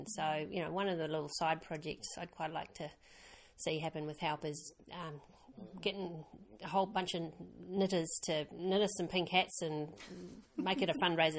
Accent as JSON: {"language": "English", "town": "Perth", "region": "Western Australia", "country": "Australia", "tie": "born or raised there", "also_born_or_lived": "New Zealand", "said": "I'm kind of half. I was born in New Zealand, but grew up in Australia."}